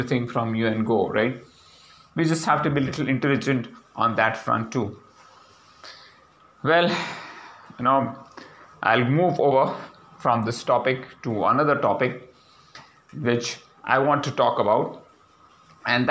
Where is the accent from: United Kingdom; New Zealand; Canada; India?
India; My first reaction as an Indian